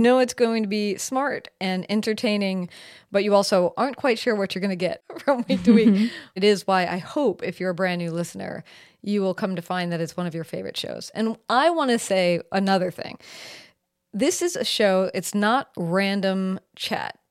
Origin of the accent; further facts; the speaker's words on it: Seattle, Washington, United States; also born or lived in San Francisco / New Orleans / Rome, Italy; I am from Seattle. I, I'm currently in Seattle. I'm pretty much from here.